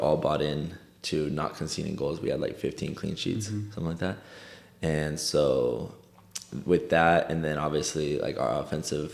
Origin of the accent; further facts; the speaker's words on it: Fresno, California, United States; moved away as an adult; also born or lived in Oklahoma; I'm from Fresno, California